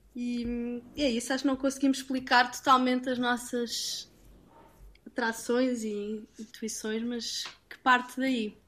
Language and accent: Portuguese; Portugal; moved away; also born or lived in London; vim de Londres e, e vim à minha origem, vim procurar o que, é que era único em Portugal